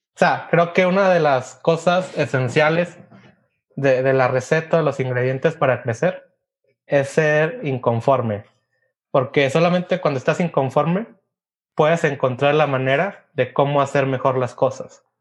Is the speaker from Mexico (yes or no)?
yes; Mexico; como mexicanos y como latinos